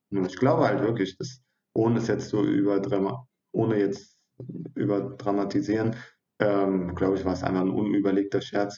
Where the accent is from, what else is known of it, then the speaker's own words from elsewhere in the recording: Neuwied, Rhineland-Palatinate, Germany; moved away as an adult; also born or lived in Hatay, Turkey (parents' origin); now in southern Germany; stamme ursprünglich aus Neuwied, äh, bin dort geboren und aufgewachsen und zur Schule gegangen